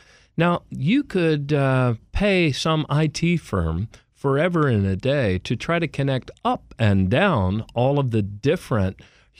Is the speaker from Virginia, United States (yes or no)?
no; Maryland, United States; also born or lived in Baltimore; I grew up in the Washington suburbs of Maryland, moved to Baltimore for law school